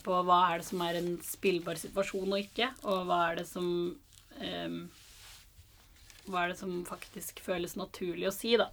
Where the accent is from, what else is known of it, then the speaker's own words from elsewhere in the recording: Stavanger, Rogaland, Norway; jeg er fra Stavanger. Født og oppvokst eh, der.